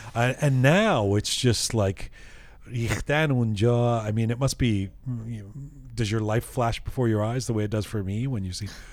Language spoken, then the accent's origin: English; London, United Kingdom; now in Canada; I grew up in London and came here